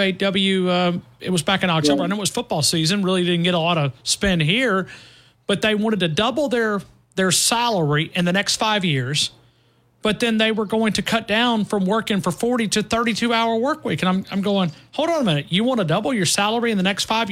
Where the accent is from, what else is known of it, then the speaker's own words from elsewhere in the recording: near Boaz, North Alabama, United States; I'm from North Alabama. Okay, you could go up and look where I'm from. I'm right below Boaz is where I'm from